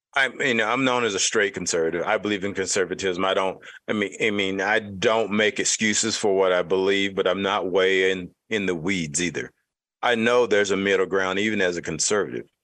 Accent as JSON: {"language": "English", "region": "Utah", "country": "United States", "said": "since I'm from Utah"}